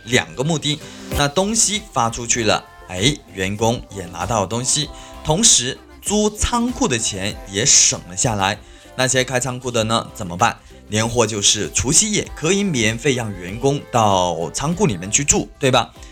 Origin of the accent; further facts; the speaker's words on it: China; 我们是中国人